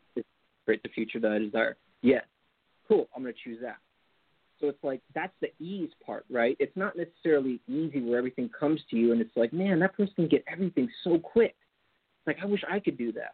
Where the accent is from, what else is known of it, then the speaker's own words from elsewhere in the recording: Napa, California, United States; also born or lived in Marin County, California; I grew up in the Napa Valley